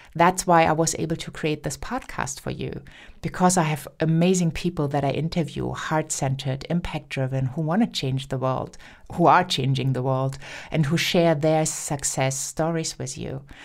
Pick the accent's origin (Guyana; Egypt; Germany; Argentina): Germany; first language German; English is a second language; also born or lived in United States; I'm German and I grew up in speaking German